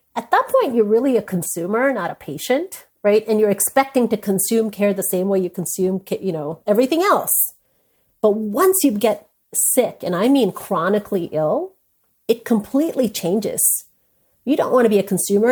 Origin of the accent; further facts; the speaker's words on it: India; I'm an Indian woman. I was born into an Indian family